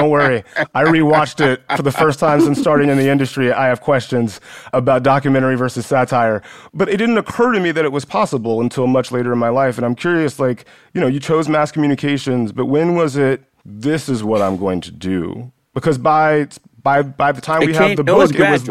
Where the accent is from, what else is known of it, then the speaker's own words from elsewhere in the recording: West Central Georgia, United States; I grew up in West Central Georgia. I was a black kid.